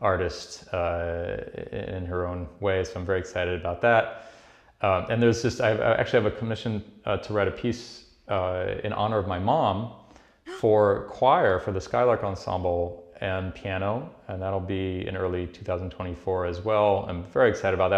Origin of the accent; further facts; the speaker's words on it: Paris, Île-de-France, France; now in New York, United States; I was born in Paris. I grew up there.